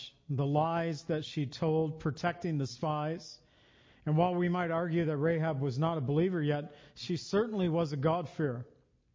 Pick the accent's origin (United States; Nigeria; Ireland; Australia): United States; we grew up here in the United States